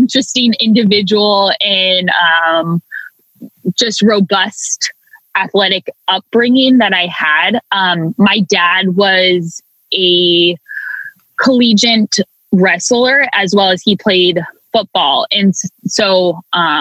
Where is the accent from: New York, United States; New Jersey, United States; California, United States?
California, United States; Hayward; I was born and raised in Hayward, California, which is beautifully nestled right in the East Bay near Oakland